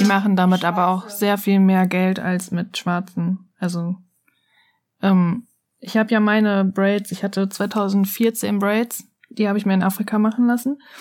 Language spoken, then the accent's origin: German; Germany; bei uns in Deutschland